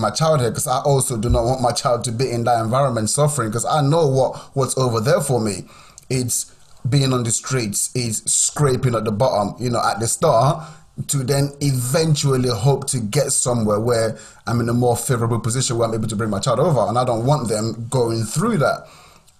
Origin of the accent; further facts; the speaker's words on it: Nigeria; also born or lived in Southampton, United Kingdom / Cambridgeshire, United Kingdom; now in United Kingdom; Growing up in Nigeria was fun. Like, growing up in Nigeria was amazing.